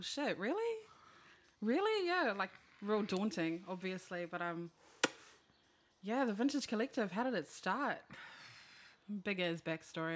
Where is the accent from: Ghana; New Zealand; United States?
New Zealand; I'm from Rewa, two six seven